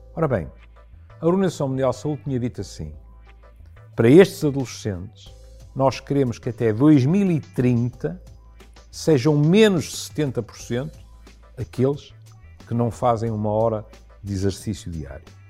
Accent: Porto, Norte, Portugal; como tripeiro

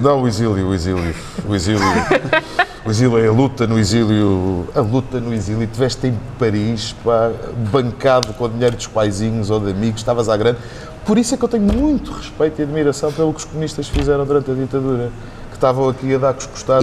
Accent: Azores, Portugal; moved away as an adult; now in Lisbon, Portugal; sou açoriano

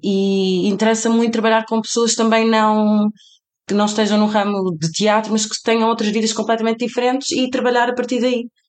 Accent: Portugal; also born or lived in Cape Verde; para mim que sou portuguesa

